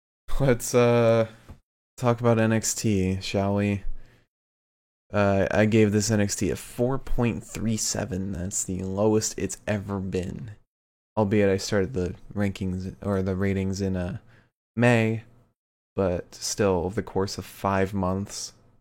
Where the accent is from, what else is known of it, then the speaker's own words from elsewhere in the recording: the South, United States; I'm from the South. I get to bully people.